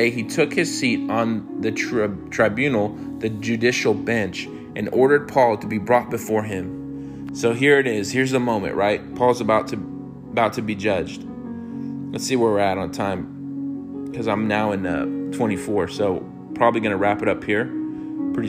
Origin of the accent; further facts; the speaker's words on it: United States; I'm an American